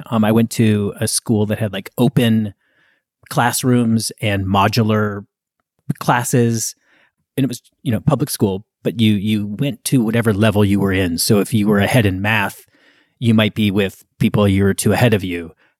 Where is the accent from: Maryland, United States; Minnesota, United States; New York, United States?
Minnesota, United States; Minneapolis; now in Beacon, United States; I grew up in Minneapolis. I have enormous affection for the city, and I loved growing up there.